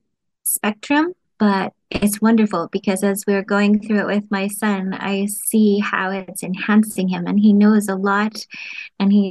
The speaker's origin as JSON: {"language": "English", "country": "United States", "moved": "as an adult", "lives_now": "United Kingdom", "said": "I'm originally from the United States"}